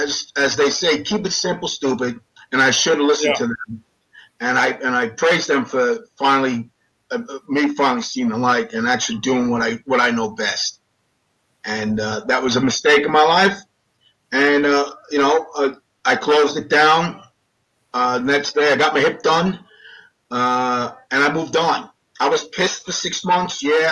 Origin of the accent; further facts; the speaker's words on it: Daytona Beach, Florida, United States; I love Daytona Beach. We grew up in Daytona.